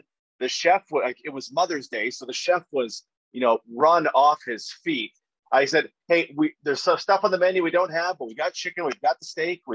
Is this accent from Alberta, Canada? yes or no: yes; Alberta, Canada; everybody I grew up with around Alberta